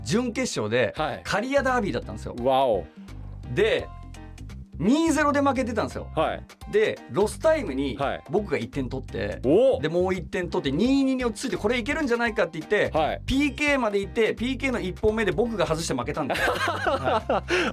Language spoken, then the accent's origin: Japanese; Nagoya, Aichi, Japan; also born or lived in Kariya; 僕、名古屋出身なんですけど